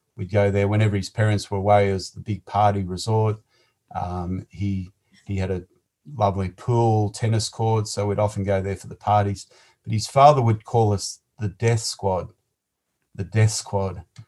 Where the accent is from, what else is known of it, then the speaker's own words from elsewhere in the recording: Sydney, New South Wales, Australia; I was born in Liverpool, in Sydney, on the 13th